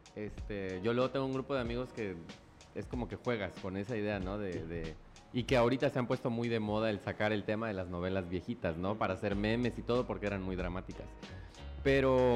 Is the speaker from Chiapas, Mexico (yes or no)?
yes; Ocosingo, Chiapas, Mexico; moved away as an adult; now in Tuxtla Gutiérrez, Mexico; yo crecí en Ocosingo, entonces digamos que ahí viví mi infancia y mi adolescencia